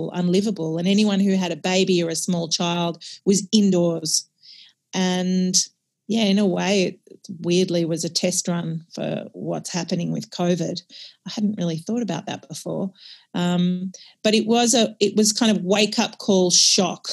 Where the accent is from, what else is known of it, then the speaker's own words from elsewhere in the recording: Australia; As an Australian